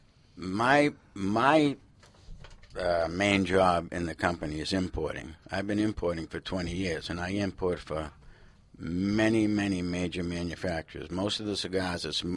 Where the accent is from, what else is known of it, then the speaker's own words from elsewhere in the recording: Boston, Massachusetts, United States; My background, I grew up in Boston